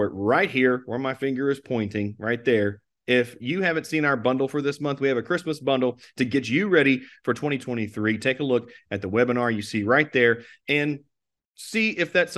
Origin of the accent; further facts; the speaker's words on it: Marshall County, Kentucky, United States; my hometown of Marshall County at Kentucky Lake